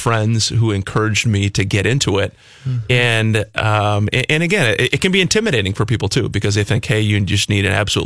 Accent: New Prague, Minnesota, United States; I grew up down in New Prague, and kind of a small town guy like Jason

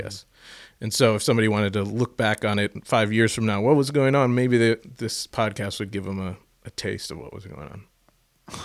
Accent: St. Louis, Missouri, United States; I'm from fucking Saint Louis, Missouri

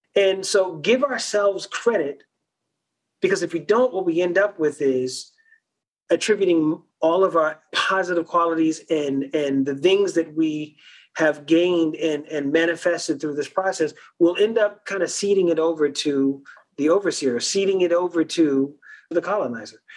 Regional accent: South Carolina Lowcountry, United States; first language Gullah; English is a second language; moved away; Gullah Geechee Binya, born and raised low country uh, native

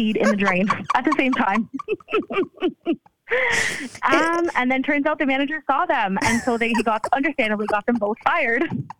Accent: Ontario, Canada; Ontario, Canada.

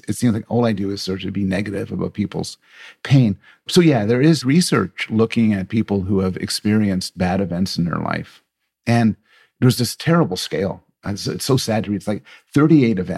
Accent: Canada; I'm Canadian

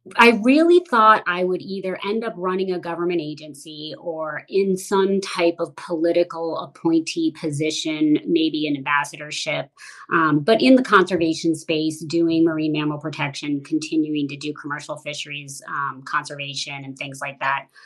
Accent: Washington, District of Columbia, United States; I grew up primarily in the Washington, D.C. area

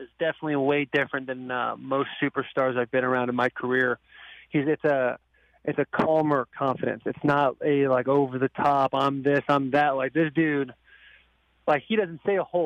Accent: Arizona, United States; moved away; a team that I grew up watching in Arizona

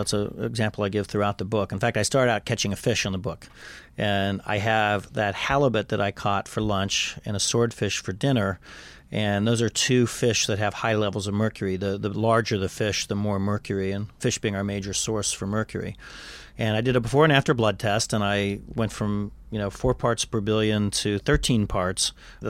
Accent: Kansas, United States; But when I was growing up in Kansas, they were still spraying this stuff.

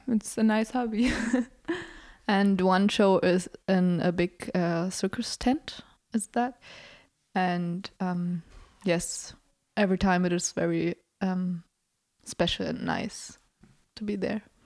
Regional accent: Hamburg, Germany; English is a second language; We're both nineteen and we come from Hamburg.

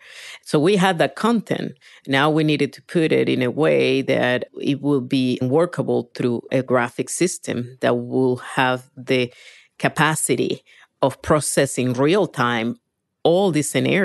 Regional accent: Venezuela; English is a second language; moved away as an adult; now in United States; I was born in Venezuela, grew up there, but I moved when I was about 19 to the States.

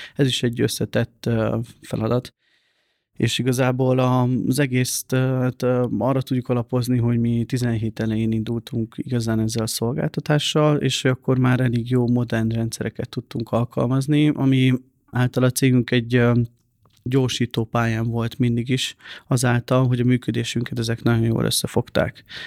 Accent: Hungary; én nem egy pesti gyerek vagyok, hanem egy vidéki srác

